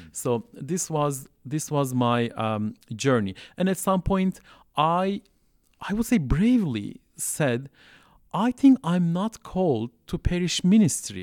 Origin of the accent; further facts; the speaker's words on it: Istanbul, Turkey; English is a second language; moved away as an adult; also born or lived in Southeast Turkey; now in Montreal, Canada; I grew up in Turkey. So I'm originally from Turkey. I grew up in Istanbul